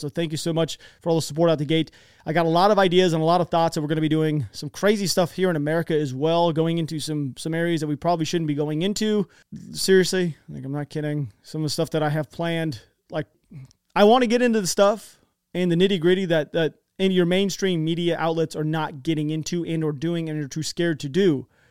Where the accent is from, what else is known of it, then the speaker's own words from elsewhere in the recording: United States; I'm an American